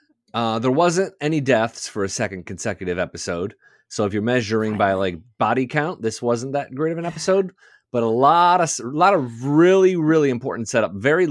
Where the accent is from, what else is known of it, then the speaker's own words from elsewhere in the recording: Detroit, Michigan, United States; I grew up in Detroit. We do not have horse. I don't even think they send Horse Illustrated to Detroit, suburbs of Detroit.